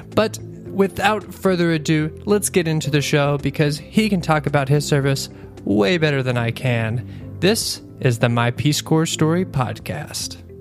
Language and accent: English; Kentucky, United States; my, my home state, Kentucky